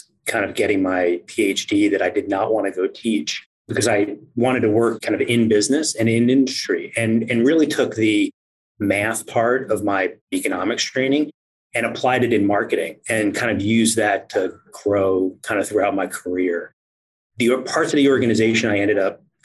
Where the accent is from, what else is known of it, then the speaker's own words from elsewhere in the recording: East Coast, United States; moved away as an adult; I'm originally from the East Coast